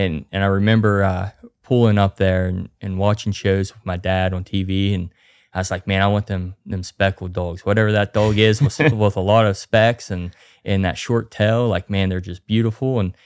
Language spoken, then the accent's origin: English; Grafton, West Virginia, United States; I'm here from Grafton, West Virginia, born and raised.